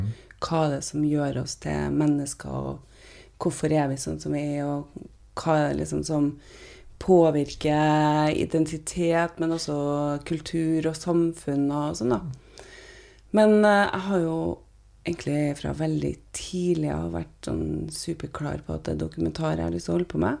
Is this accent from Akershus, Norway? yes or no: no; Trondheim, Trøndelag, Norway; moved away as an adult; also born or lived in United States; hvordan jeg vokste opp i, i Trondheim